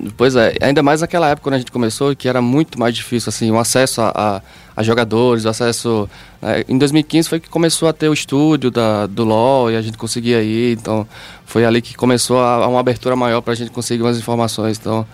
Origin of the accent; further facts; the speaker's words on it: Campina Grande, Paraíba, Brazil; sou de Campina Grande